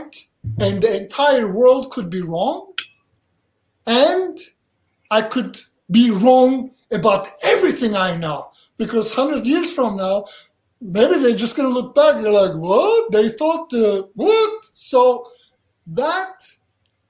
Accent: Turkey; English is a second language; also born or lived in Charlotte, North Carolina, United States; now in United States; I grew up in Turkey, subject to mental abuse, physical abuse, all kinds of stuff. I could not wait till I run away. I run away, I came to America

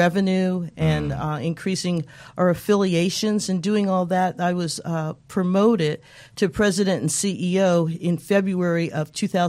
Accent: Colorado, United States; I spent a few years in the North, area of the United States. I've spent most of my time in Colorado, so I am a Coloradan by way of the U.S. Census.

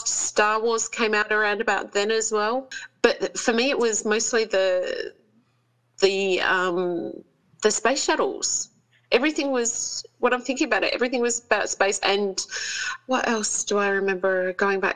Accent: Australia; I'm Australian

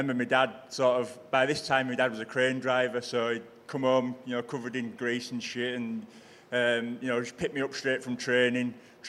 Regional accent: Selby, Yorkshire and the Humber, United Kingdom; also born or lived in Castleford; My dad was a minor, so we moved out from Castleford to Selby when I've only been 4 years old.

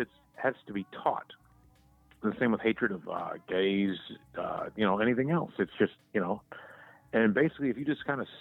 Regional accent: the South, United States; now in Southern California, United States; I grew up in the South

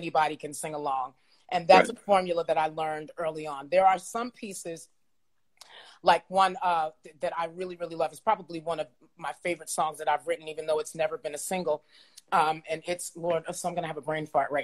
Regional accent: New York City, New York, United States; I grew up in the Edgemere Projects in New York City.

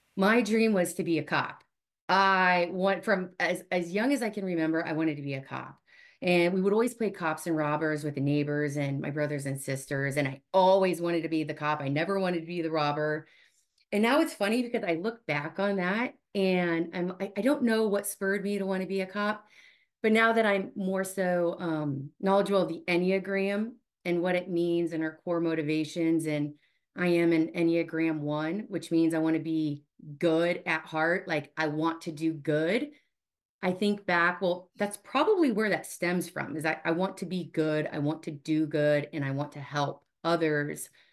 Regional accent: Omaha, Nebraska, United States; born and raised in Omaha, and I am one of nine children

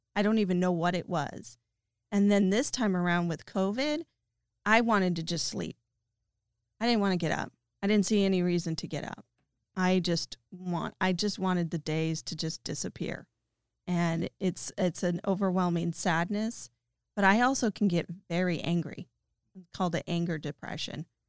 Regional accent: Novato, California, United States; moved away as an adult; also born or lived in Boston, Massachusetts; I was born and raised in Novato and then drifted around after college and played the game and moved to Massachusetts for twelve years and then moved back here

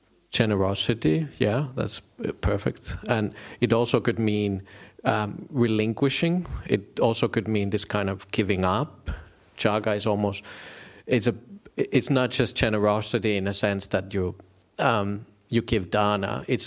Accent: northern Finland, Finland; I didn't grow up with that. I come from Northern Finland. There's no Buddhism there.

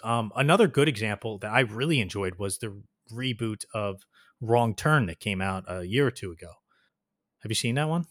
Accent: New Jersey, United States; my hometown suffered from it a lot, New Jersey

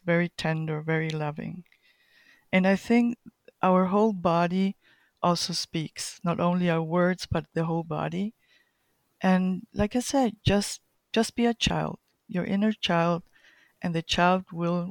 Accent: Colombia; also born or lived in Chile; But main thing, I was born in Chile and grew up in Colombia. So those are my roots, main roots.

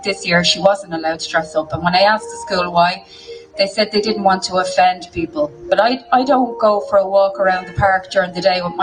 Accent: Dublin, Leinster, Ireland; I'm from Dublin, but I come to Mayo every weekend

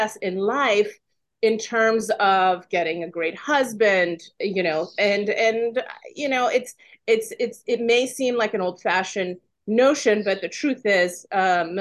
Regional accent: California, United States; moved away as an adult; also born or lived in Iran; now in Washington, D.C., United States; I'm originally from Iran. I'm an immigrant. I came with my parents when I was very young. I went to high school in California

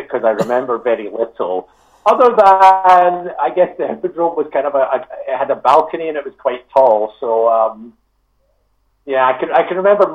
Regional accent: Scotland, United Kingdom; I'm from Scotland

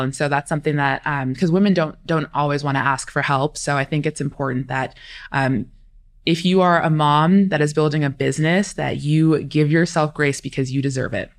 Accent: California, United States; also born or lived in East Coast; now in Arizona, United States; I'm originally from California or raised in California, moved to the East Coast for a couple years

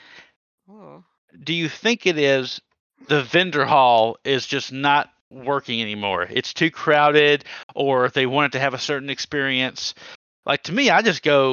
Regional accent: the South, United States; I'm from the South.

